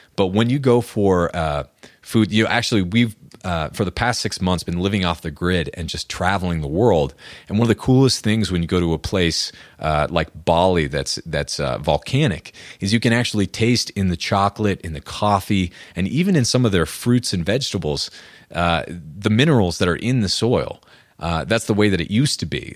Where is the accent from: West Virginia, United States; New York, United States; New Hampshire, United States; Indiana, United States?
New Hampshire, United States; moved away as an adult; also born or lived in Austin, Texas; now in Colorado, United States; I'm from New Hampshire, middle of nowhere. And we, growing up, we'd eat venison